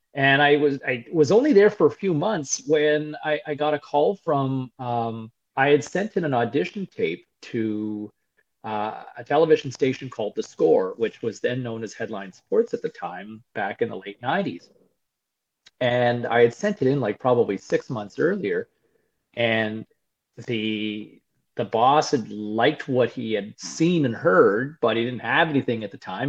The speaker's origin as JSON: {"language": "English", "town": "Ottawa", "region": "Ontario", "country": "Canada", "tie": "born or raised there", "said": "I grew up in Ottawa originally"}